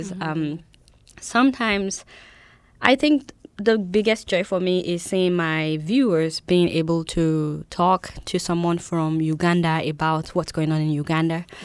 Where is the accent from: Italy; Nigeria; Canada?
Nigeria; now in United States; I'm from Nigeria